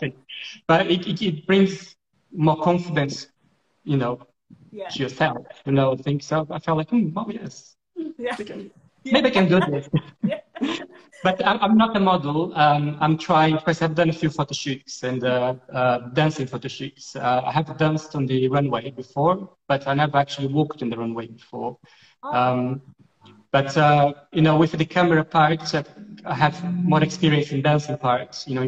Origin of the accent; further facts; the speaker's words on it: Brazil; English is a second language; now in United Kingdom; I'm originally from Brazil